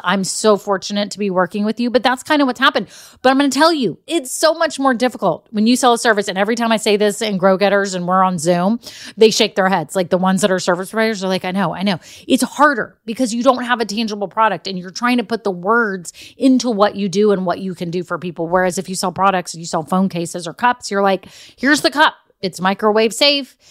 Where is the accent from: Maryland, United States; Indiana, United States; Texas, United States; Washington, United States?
Texas, United States; I grew up in Texas